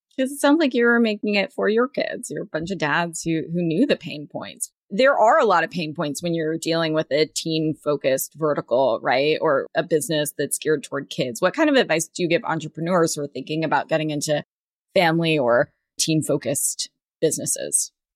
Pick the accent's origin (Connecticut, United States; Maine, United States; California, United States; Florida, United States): California, United States; Southern; I grew up in Southern California, but first generation American